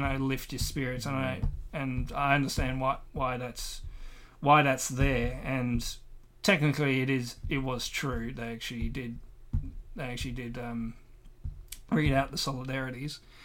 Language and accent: English; Australia; I am Australian